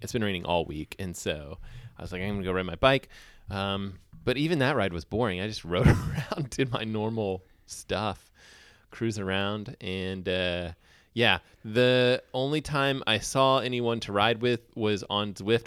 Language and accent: English; Huntsville, Alabama, United States; moved away; I grew up in Huntsville